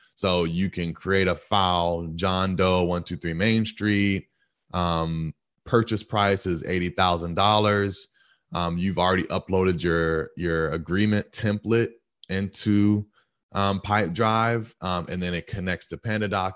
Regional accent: Stone Mountain, Georgia, United States; I'm from Stone Mountain, uh, Georgia

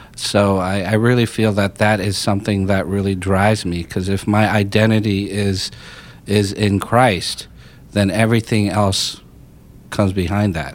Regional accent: Pennsylvania, United States; I grew up in Pennsylvania most of my life

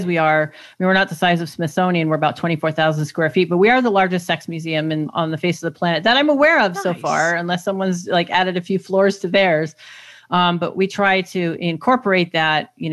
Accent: Germany; moved away; growing up in Germany in this, like, denazification, like, re-education process

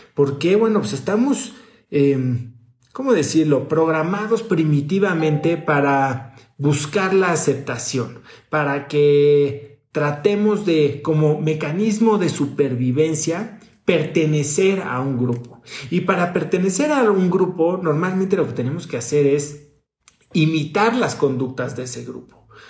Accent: Mexico; born or raised there; moved away as an adult

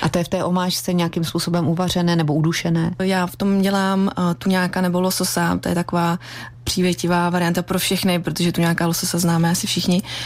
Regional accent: Czechia

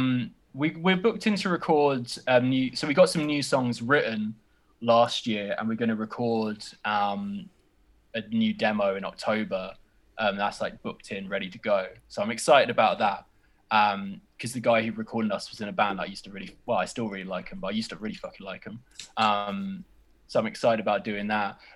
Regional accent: United Kingdom; I'm British

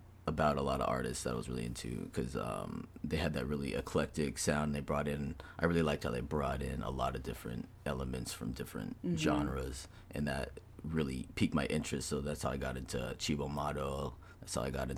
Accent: Cerritos, California, United States; also born or lived in Long Beach, California; I'm from California. I was born in Long Beach, California.

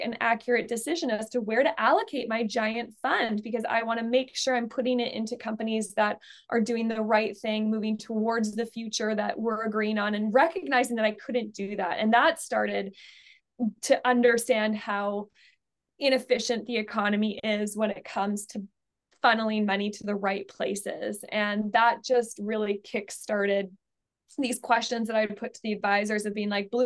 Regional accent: Alberta, Canada; I'm from Alberta, which is the energy capital of Canada

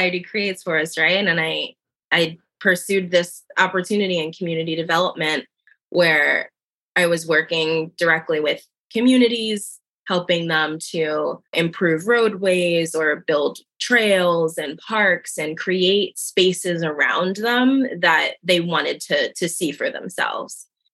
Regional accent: New Jersey, United States; now in Philadelphia, United States; I was born and raised in South Jersey, small town in South Jersey, right outside of Philadelphia

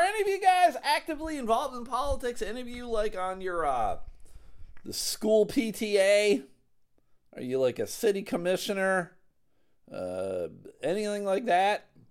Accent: United States; I'm an American

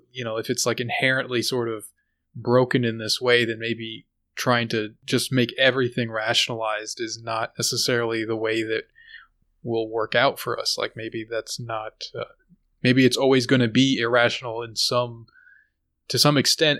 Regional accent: United States

